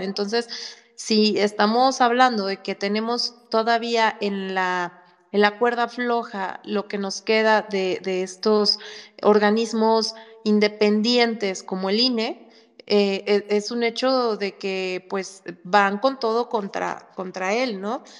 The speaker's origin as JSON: {"language": "Spanish", "country": "Mexico", "said": "somos más los mexicanos que queremos un México mejor"}